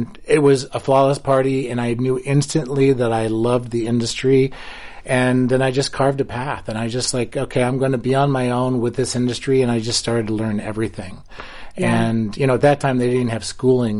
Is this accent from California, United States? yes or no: no; Ohio, United States; moved away as an adult; I grew up in Ohio